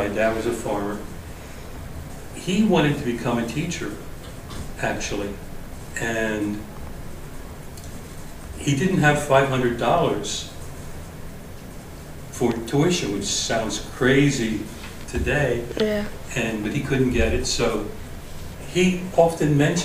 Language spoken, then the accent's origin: English; Lancaster County, Pennsylvania, United States; moved away as an adult; now in Miami, United States; I grew up in Lancaster County, Pennsylvania. I grew up on a farm.